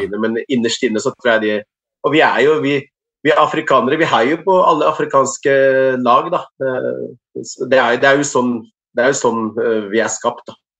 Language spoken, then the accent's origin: Norwegian; Morocco; now in Norway; familie i, i landsbyen jeg kommer fra